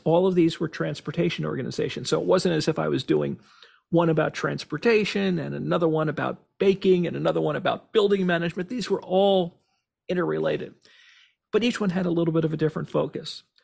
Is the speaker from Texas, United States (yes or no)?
no; Cranford, New Jersey, United States; my hometown, about Cranford